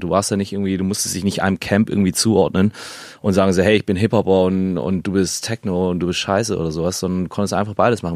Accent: Germany; also born or lived in Canada / Hamburg; now in Berlin, Germany; Ich bin ja in Deutschland aufgewachsen

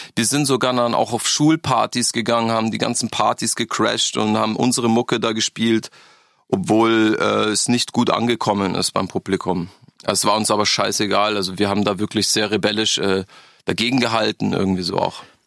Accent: Freising, Bavaria, Germany; born or raised there; also born or lived in Berlin; now in Augsburg, Germany

